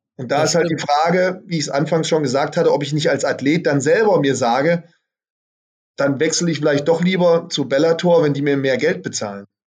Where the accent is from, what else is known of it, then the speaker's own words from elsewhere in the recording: Germany; Bei uns in Deutschland